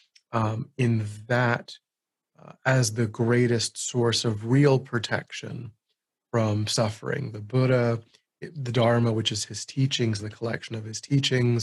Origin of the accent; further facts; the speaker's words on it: United States; I'm an American